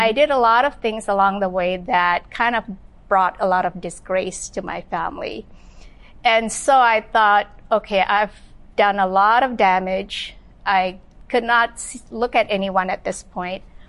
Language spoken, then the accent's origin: English; Malaysia; now in Los Angeles, United States; I was born and raised in Malaysia